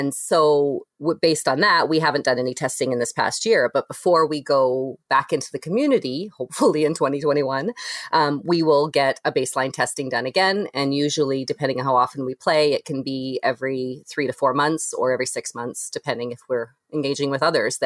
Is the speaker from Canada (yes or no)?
yes; Canada; also born or lived in Toronto; we're Toronto and just because we're Canadian